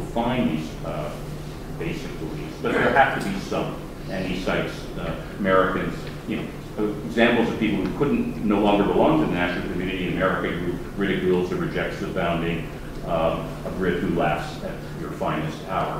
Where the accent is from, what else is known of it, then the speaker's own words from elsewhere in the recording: Toronto, Ontario, Canada; moved away; my hometown, Toronto